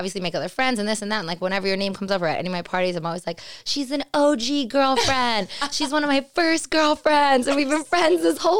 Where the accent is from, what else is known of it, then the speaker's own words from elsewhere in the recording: Long Island, New York, United States; accent: New York; moved away as an adult; also born or lived in Queens, New York; now in Los Angeles, United States; I was born in Queens, and then I moved to Long Island. Grew up there my whole life.